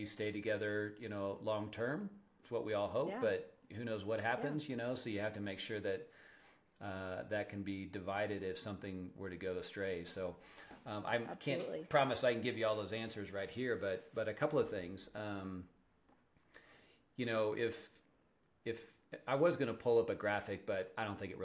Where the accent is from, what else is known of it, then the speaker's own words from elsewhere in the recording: Kansas, United States; now in Colorado, United States; I'm from Kansas